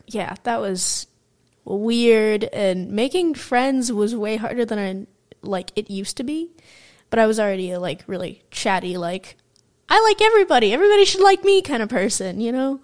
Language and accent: English; California, United States; also born or lived in Michigan; we moved to California from Michigan